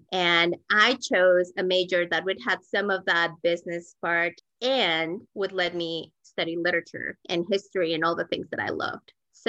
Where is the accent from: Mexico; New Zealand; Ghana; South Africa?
Mexico; Mexico City; also born or lived in Sonora, Mexico / Decatur, Georgia; now in Denver, United States; I grew up in Mexico City, but I was born in Northwest Mexico in the state of Sonora, which is the state that borders Arizona. My family is all from there, but I grew up in Coyoacán. It is a very old part of town